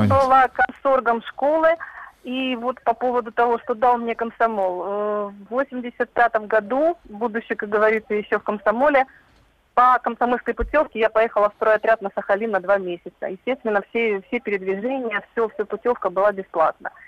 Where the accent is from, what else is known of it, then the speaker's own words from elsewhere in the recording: Tallinn, Harju County, Estonia; moved away as an adult; now in Maykop, Russia; сейчас я проживаю в Майкопе, но до 90-го года я жила, ну, родилась и выросла в Эстонии, в Таллине